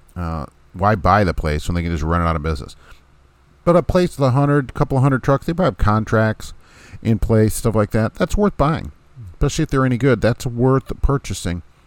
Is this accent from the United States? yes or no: yes; Jersey City, New Jersey, United States; New Jersey City, isn't that a nice place? I love it. That's my hometown